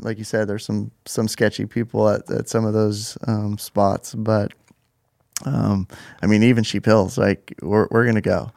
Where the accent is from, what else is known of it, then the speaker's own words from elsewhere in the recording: Mission Viejo, California, United States; I grew up in Mission Viejo